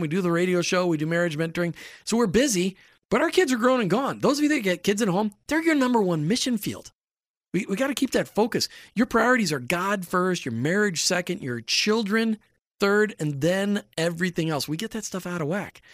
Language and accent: English; Minnesota, United States; I grew up in Minnesota